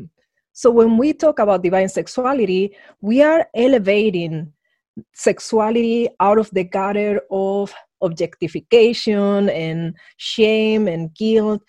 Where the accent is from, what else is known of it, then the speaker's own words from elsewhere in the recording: Madrid, Community of Madrid, Spain; moved away; I grew up in Madrid under an ultra-conservative regime